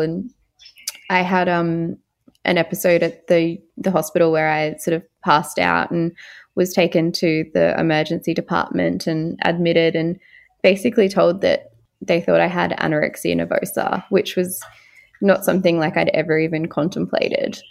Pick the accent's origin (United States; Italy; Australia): Australia; Far North Queensland; I'm originally from Far North Queensland